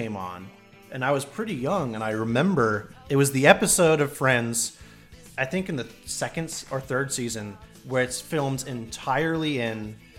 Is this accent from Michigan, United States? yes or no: no; Portland, Oregon, United States; now in Syracuse, United States; Portland, Oregon. Yeah.